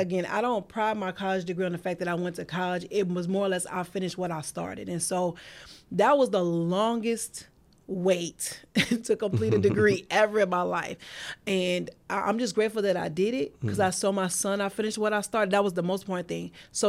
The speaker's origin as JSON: {"language": "English", "town": "Pawleys Island", "region": "South Carolina", "country": "United States", "said": "Originally, Pawleys Island, South Carolina."}